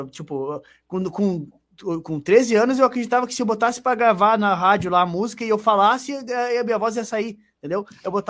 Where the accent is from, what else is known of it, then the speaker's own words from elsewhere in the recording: Porto Alegre, Rio Grande do Sul, Brazil; now in Caxias do Sul, Brazil; mas eu me criei na, na Grande Porto Alegre lá.